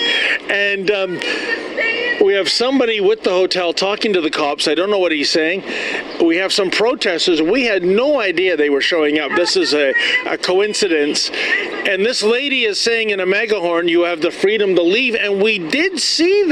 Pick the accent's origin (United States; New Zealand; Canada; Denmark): Canada; we as Canadian citizens